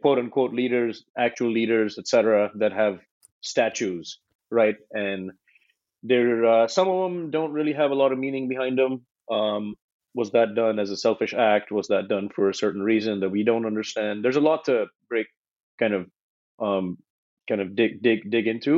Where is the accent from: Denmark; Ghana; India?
India; moved away as an adult; now in United States; when I moved from India, I was 17. I moved to America